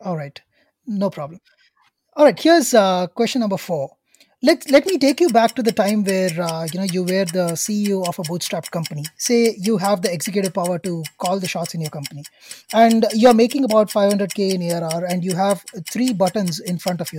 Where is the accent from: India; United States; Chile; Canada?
India; as an Indian myself